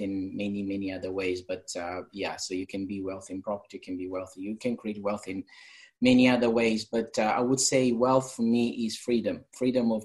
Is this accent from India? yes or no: no; Portugal; English is a second language; moved away as an adult; now in England; I'm from Portugal. Came to England 4 years ago, 5 years now. and came here to learn English